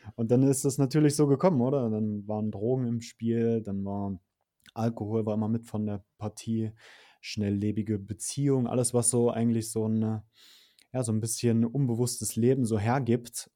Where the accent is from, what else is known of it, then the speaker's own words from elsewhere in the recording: Saxony-Anhalt, Germany; moved away as an adult; also born or lived in Berlin; Ich bin auf, ähm, in einer Kleinstadt groß geworden in Sachsen-Anhalt